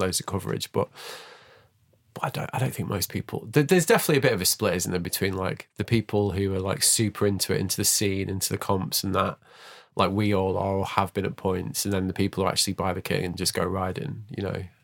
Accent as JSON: {"language": "English", "town": "Manchester", "region": "North West England", "country": "United Kingdom", "tie": "born or raised there", "said": "I grew up in Manchester"}